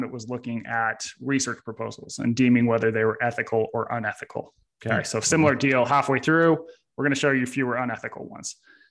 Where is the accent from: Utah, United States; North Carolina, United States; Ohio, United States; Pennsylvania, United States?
Utah, United States; I grew up in Utah.